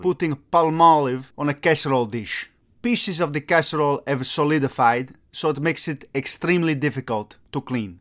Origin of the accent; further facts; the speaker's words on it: Italy; moved away; I'm from Italy